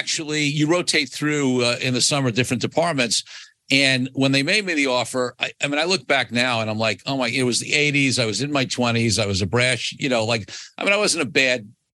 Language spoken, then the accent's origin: English; New York City, New York, United States; I grew up in Brooklyn, New York